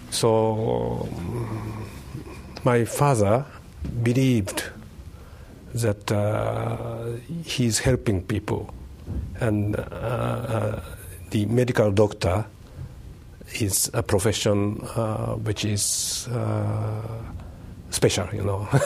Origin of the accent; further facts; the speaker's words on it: Tokyo, Japan; English is a second language; also born or lived in Kanazawa; Uh, I was born in Tokyo, in 1948, uh, and I was raised there.